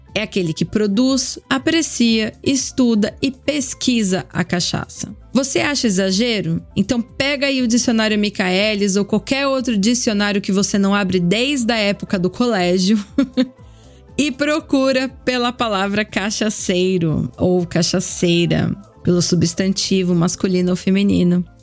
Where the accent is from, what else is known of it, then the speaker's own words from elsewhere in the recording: Brazil; moved away; also born or lived in Europe; Sou brasileira